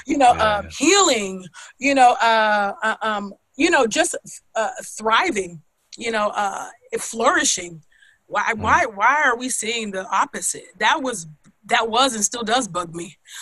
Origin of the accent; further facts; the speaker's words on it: California, United States; growing up in California